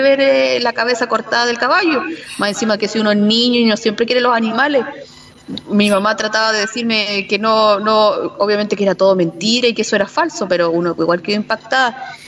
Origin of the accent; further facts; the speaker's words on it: Chile; nosotros como chilenos